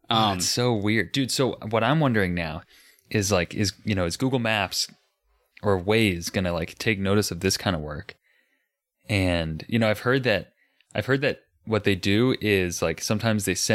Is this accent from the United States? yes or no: yes; United States; I'm American